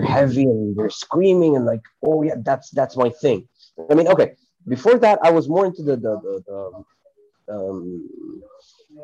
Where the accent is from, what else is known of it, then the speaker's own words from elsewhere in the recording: Cairo, Cairo Governorate, Egypt; moved away as an adult; now in Hurghada, Egypt; I am from Cairo, Egypt, but currently I work in a city called Hurghada.